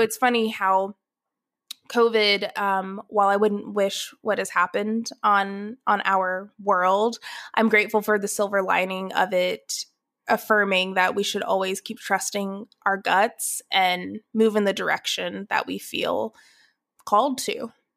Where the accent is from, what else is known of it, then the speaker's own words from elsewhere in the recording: Atlanta, Georgia, United States; moved away as an adult; also born or lived in Athens, Ohio / Dallas; I was born in Atlanta, Georgia. I was born and raised there